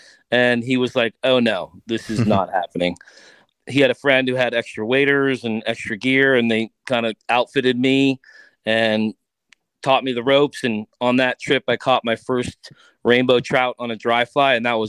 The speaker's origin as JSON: {"language": "English", "region": "East Coast", "country": "United States", "tie": "born or raised there", "said": "My grandmother used to take me to the pier on Long Island. I grew up on the East Coast, and it was kind of her way of babysitting me."}